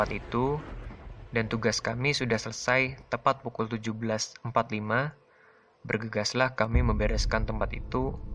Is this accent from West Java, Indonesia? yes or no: yes; Karawang, West Java, Indonesia; Halo, perkenalkan … Saya berasal dari Karawang.